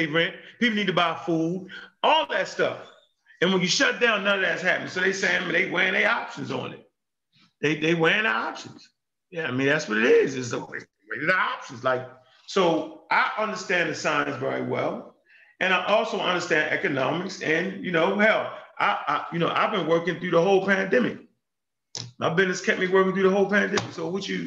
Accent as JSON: {"language": "English", "country": "United States", "said": "So being an American"}